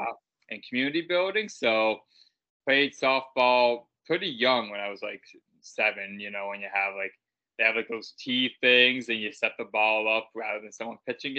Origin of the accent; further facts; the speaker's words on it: Canada; Obviously, being Canadian, hockey is basically in our blood.